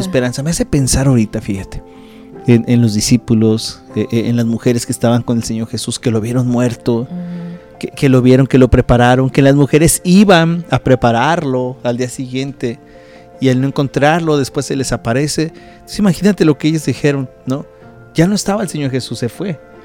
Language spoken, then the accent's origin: Spanish; Mexico; moved away; nuestro país donde nosotros nacimos, que es en México